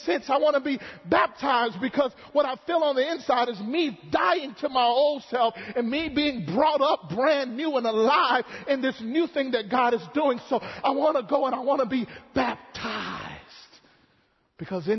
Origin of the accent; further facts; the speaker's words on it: Mississippi, United States; growing up in Mississippi